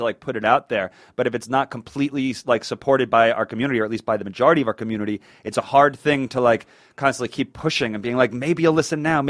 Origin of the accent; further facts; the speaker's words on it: Long Island, New York, United States; in high school, like I said, we're both from Long Island